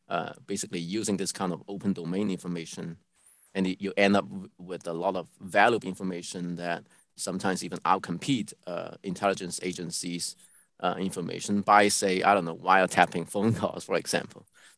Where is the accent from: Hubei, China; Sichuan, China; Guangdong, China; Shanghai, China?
Guangdong, China; moved away as an adult; also born or lived in Hong Kong; Guangdong, the province I grew up in.